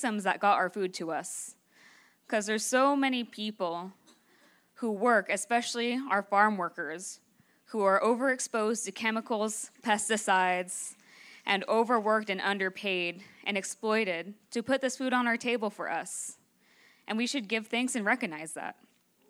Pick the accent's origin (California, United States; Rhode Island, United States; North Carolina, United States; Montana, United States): California, United States; Northern